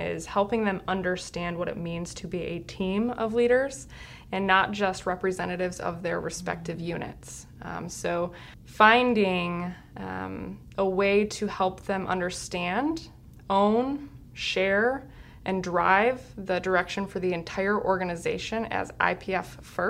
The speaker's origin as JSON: {"language": "English", "town": "Lansing", "region": "Michigan", "country": "United States", "tie": "born or raised there", "said": "I am from Michigan, born and raised. I'm a native of the Lansing area"}